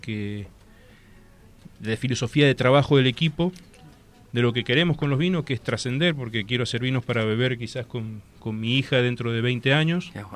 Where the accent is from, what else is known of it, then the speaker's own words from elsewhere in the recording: Valle de Uco, Mendoza, Argentina; me crié en Valle de Duco. Nací en Valle de Duco, nací en Mendoza, pero me desarrollé en Valle Valle de Duco